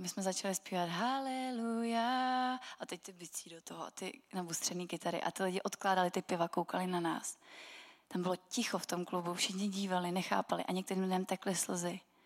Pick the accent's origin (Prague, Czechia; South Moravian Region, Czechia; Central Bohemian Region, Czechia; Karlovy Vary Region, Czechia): Central Bohemian Region, Czechia; Milovice; A já jsem z Milovic a to je město, který má velmi zajímavou historii